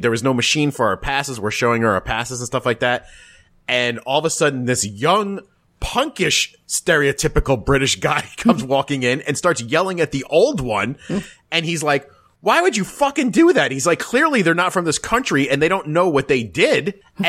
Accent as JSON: {"language": "English", "country": "United States", "said": "Nope, but I certainly had something to do with the fact that I was American."}